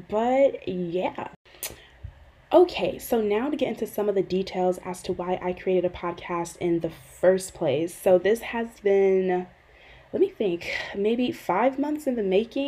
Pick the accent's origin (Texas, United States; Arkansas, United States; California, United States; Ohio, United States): Ohio, United States; Euclid; also born or lived in Cleveland, Ohio; My hometown is Cleveland, Ohio. I primarily grew up in a inner ring suburb of Cleveland called Euclid.